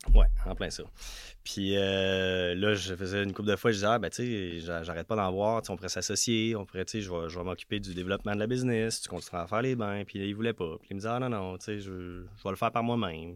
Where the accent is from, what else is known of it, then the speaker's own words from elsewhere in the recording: Notre-Dame-de-l'Île-Perrot, Quebec, Canada; moved away as an adult; now in Quebec City, Canada; je viens de l'ouest de Montréal